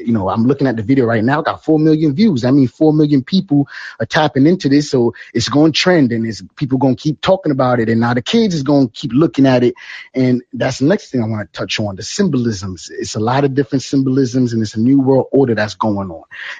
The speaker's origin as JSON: {"language": "English", "country": "Jamaica", "said": "Yeah, there's, you know what, I'm Jamaican, so you know, I can't reveal all the secrets out here."}